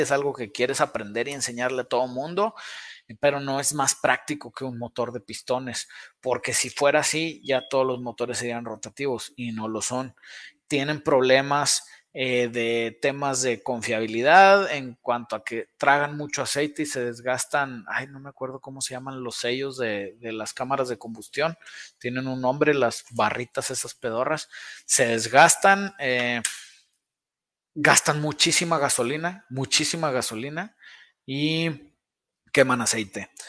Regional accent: Saltillo, Coahuila, Mexico; De aquí de Saltillo, Alfa RTX, aquí está el taller

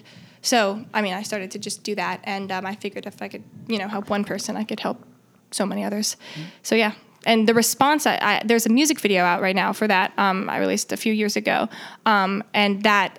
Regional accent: Connecticut, United States; also born or lived in Manhattan, New York; now in New York, United States; Manhattan, but originally from Connecticut

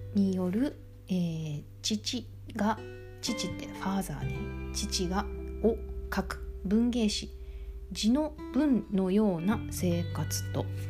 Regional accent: Kansai, Japan; accent: Kansai-ben; 私関西弁やから

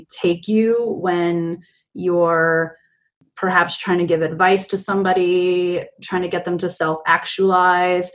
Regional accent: New York, United States; moved away as an adult; also born or lived in Prescott, Arizona; I grew up in New York my entire life, and living in Prescott was like my first time living away from New York.

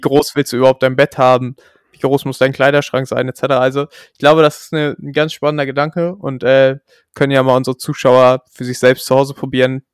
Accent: Germany; als Deutscher

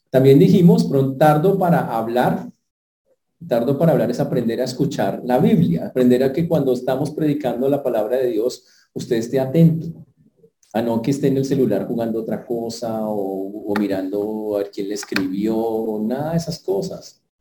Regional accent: Santander, Colombia; born there; yo nací en Santander. Que allá cortamos el agua machete y volteamos los plátanos con la mano.

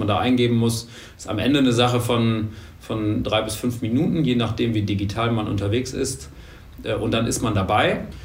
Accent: Münster, North Rhine-Westphalia, Germany; moved away as an adult; also born or lived in Hamburg; now in Düsseldorf, Germany; Gebürtig aus Münster, mhm. äh, da ganz lange, dann lange Hamburg und jetzt seit drei Jahren Düsseldorf

